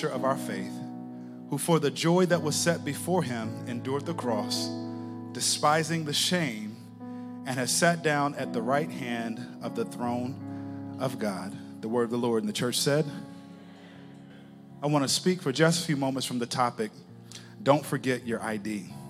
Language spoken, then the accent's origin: English; Texas, United States; moved away as an adult; also born or lived in Connecticut; I'm from Texas, and I ended up in Connecticut because I went to college in Connecticut